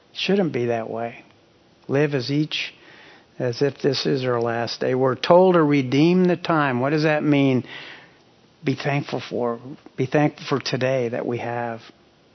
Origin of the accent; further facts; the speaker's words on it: Hutchinson, Kansas, United States; moved away; My hometown of Hutchinson, Kansas, has the Cary salt mines